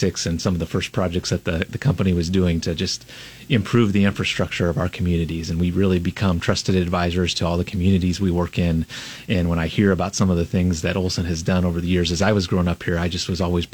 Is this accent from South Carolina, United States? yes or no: no; Lincoln, Nebraska, United States; also born or lived in Boston; I grew up here in Lincoln, Nebraska, graduate of Southeast High School